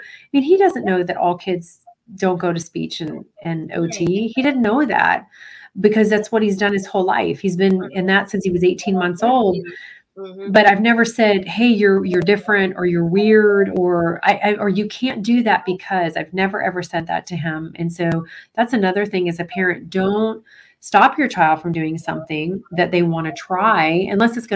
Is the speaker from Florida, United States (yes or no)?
yes; Florida, United States; I'm from Florida